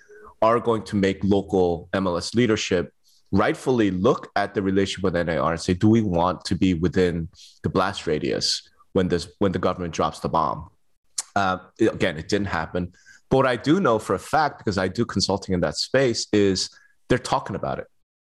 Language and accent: English; Las Vegas, Nevada, United States; when you'll be in my hometown of Las Vegas.